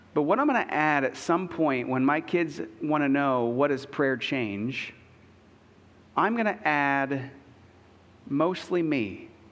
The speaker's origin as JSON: {"language": "English", "country": "United States", "said": "I'm an American"}